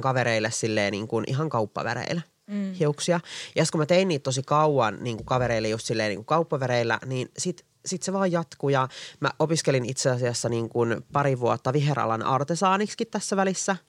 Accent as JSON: {"language": "Finnish", "town": "Espoo", "region": "Uusimaa", "country": "Finland", "tie": "born or raised there", "lives_now": "Helsinki, Finland", "said": "Mä oon syntynyt Espoossa, mä oon asunut koko ikäni niin kuin Espoossa"}